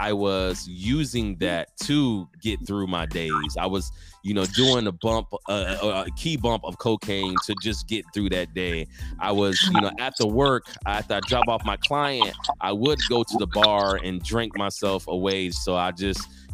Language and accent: English; Norfolk, Virginia, United States; moved away as an adult; also born or lived in Newport News, Virginia / California; now in San Antonio, United States; I come from Virginia, born and raised in Norfolk, Virginia.